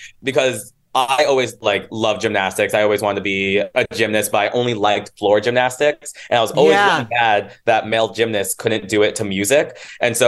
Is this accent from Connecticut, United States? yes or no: yes; Connecticut, United States; also born or lived in Queens, New York; now in New York, United States; I was raised in Connecticut